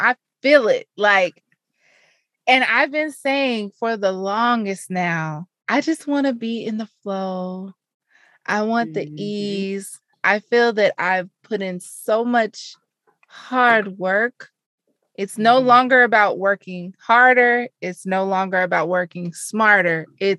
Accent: Arkansas, United States; I mean, I'm from Arkansas. There's a few people who are still there that they linked up and went to dinner

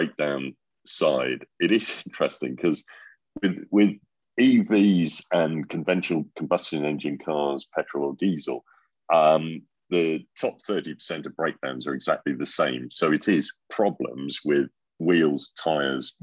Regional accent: Norwich, East of England, United Kingdom; I remember growing up in Norwich

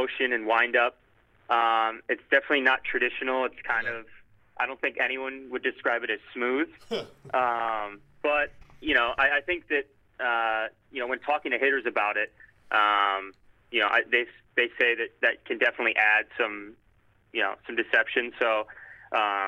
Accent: Detroit, Michigan, United States; Growing up in kind of Metro Detroit

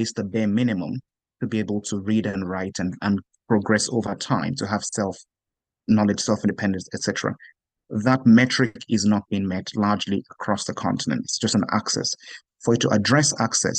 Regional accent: Nigeria; Growing up in Nigeria

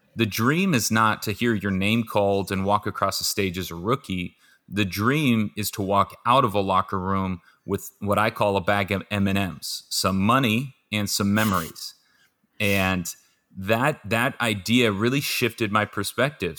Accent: Southern California, United States; born and raised in Southern California

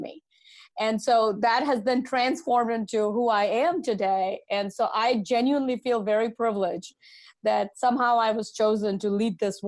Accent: India; now in United States; growing up in India, I'm an immigrant to this country. Growing up in India, the age of 10

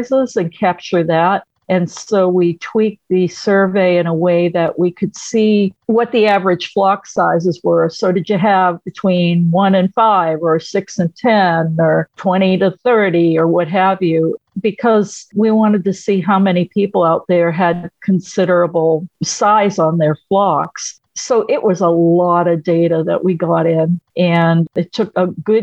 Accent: Rhode Island, United States; I'm from Rhode Island

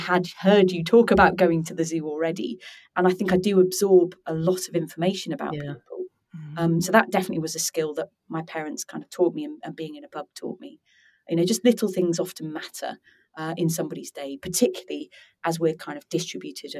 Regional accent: Norwich, East of England, United Kingdom; growing up in Norwich at the time

